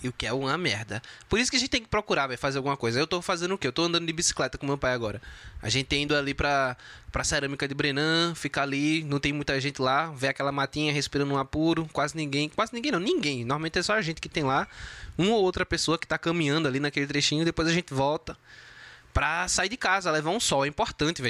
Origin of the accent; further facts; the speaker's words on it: Brazil; como brasileiro